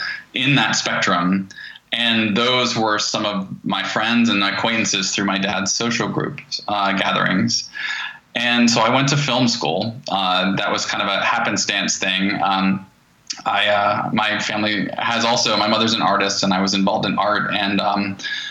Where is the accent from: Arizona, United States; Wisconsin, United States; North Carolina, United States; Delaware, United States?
North Carolina, United States; Asheville; I grew up in Asheville, North Carolina.